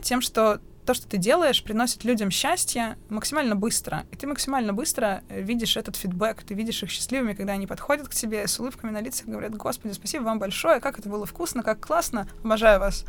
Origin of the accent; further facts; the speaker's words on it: Bashkortostan, Russia; also born or lived in Tel Aviv; now in Moscow, Russia; тот небольшой городок, где я родилась, в Башкирии